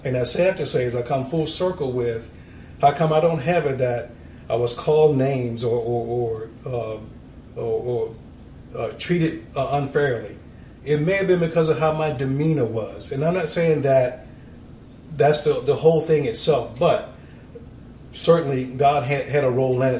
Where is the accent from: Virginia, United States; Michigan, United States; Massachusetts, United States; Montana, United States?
Virginia, United States; Norfolk; moved away as an adult; I grew up in Norfolk, Virginia, Navy town